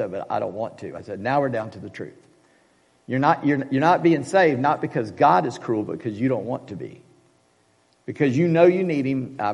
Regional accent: United States; we are so American

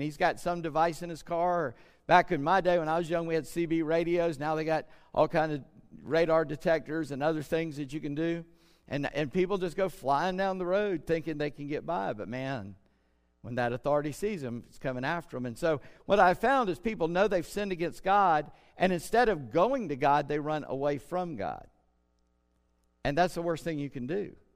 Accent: South Carolina, United States; I'm from Scott Irish descent and a Southern South Carolina redneck.

